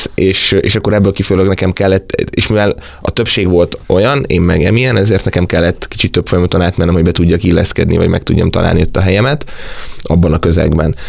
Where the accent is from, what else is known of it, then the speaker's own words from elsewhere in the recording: Bajša, Vojvodina, Serbia; moved away as an adult; also born or lived in Szeged, Hungary; now in Budapest, Hungary; én azért az országnak egy nagyon északi pontján Bajsa nevű 2000-es település kis faluból származom